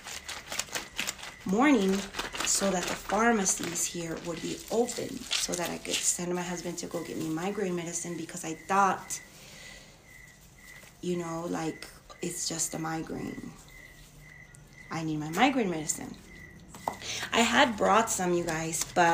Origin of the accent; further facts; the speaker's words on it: Mexico; moved away; I'm in a small town in Mexico. I'm in my hometown